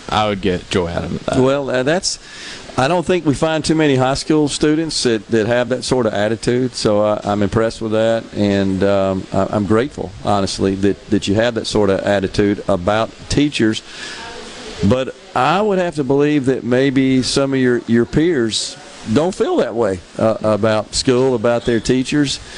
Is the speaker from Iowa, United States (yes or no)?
no; Gulfport, Mississippi, United States; I was born in Gulfport. Born and raised